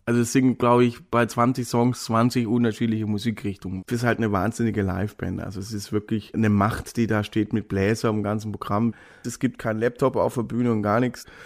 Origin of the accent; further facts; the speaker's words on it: Baden-Württemberg, Germany; Sobald ich den Slang höre, bin ich halt in meiner Heimat wieder.